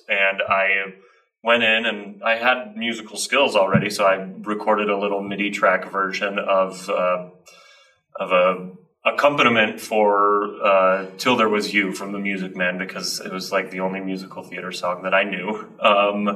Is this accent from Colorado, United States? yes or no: yes; Colorado, United States; I grew up in Colorado